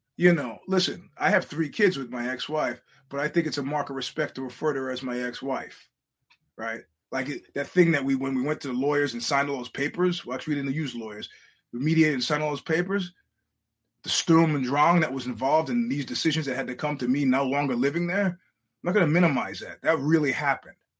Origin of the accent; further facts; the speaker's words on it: New York, United States; as a New Yorker